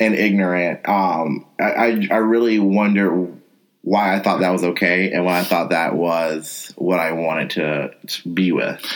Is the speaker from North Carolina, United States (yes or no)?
yes; North Carolina, United States; as a person of color growing up in North Carolina, I was in all black spaces